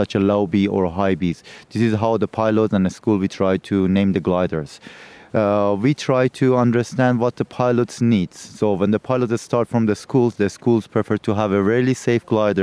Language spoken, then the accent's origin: English; Turkey; I'm from Turkey